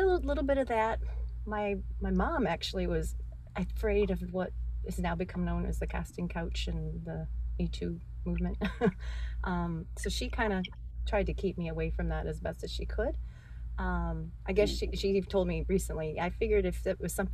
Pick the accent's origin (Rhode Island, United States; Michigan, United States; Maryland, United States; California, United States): California, United States; I grew up in California